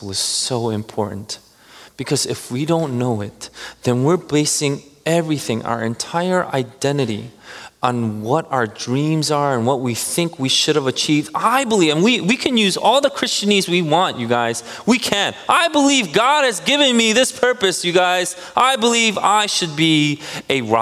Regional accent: New Jersey, United States; we're from Jersey

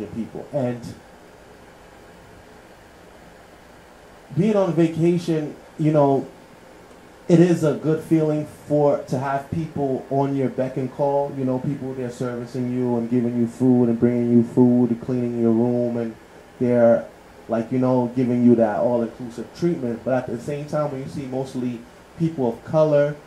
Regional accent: United States; growing up in the United States

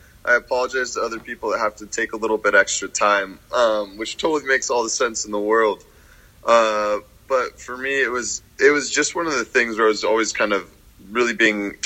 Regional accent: Nevada City, California, United States; moved away as an adult; now in Seattle, United States; I went back to my hometown, which is a small city called Nevada City, a little outside of Tahoe in California

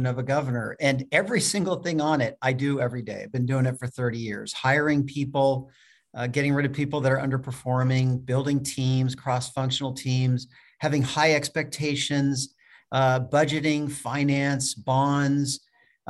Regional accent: California, United States; moved away as an adult; also born or lived in Provo, Utah / Argentina / Boston / Cambridge; now in Wrentham, United States; grew up in California

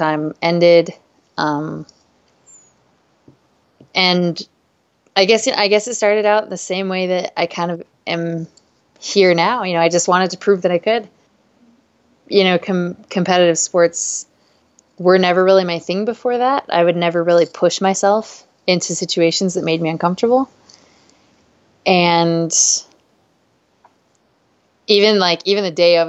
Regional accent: Payson, Utah, United States; I grew up in Utah And I had mountain bikes all through my childhood. You know, like we didn't call it mountain biking, but I grew up at the base of Mount Nebo, right below the Nebo Loop in Payson.

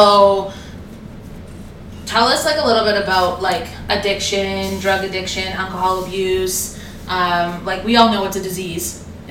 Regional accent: Toronto, Ontario, Canada; I grew up in Toronto, just like not downtown

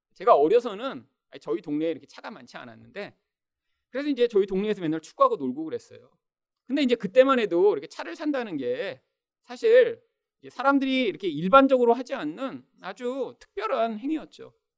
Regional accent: South Korea; 우리는 다 대한민국의 그런 국민으로 태어나서

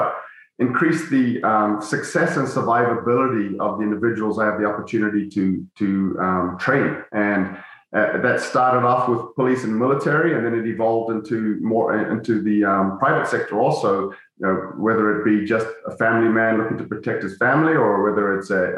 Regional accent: New Zealand; moved away; my childhood friends I grew up with in New Zealand

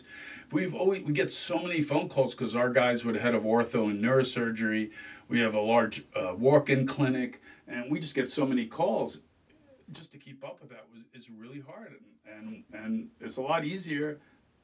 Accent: Palm Beach Gardens, Florida, United States; In South Florida in the 70s. I grew up in Palm Beach County.

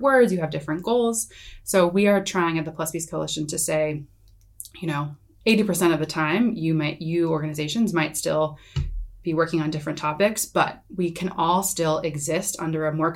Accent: United States; being an American

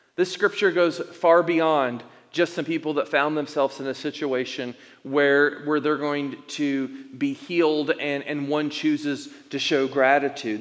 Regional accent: Elizabethton, Tennessee, United States; moved away as an adult; also born or lived in Indiana / Arizona; now in Tucson, United States; plant a church in my hometown of East Tennessee, Elizabethton, Tennessee

